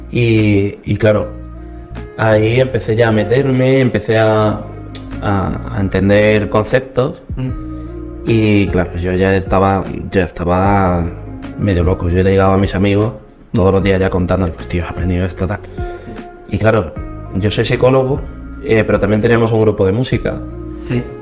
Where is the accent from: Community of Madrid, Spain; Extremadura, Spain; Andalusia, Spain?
Andalusia, Spain; Córdoba; yo soy de Córdoba, que en acento no me, delate.